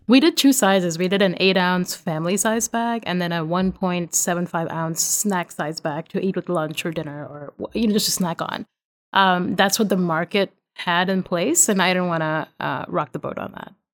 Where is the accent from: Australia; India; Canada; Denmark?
India; moved away as an adult; now in Virginia, United States; I'm Indian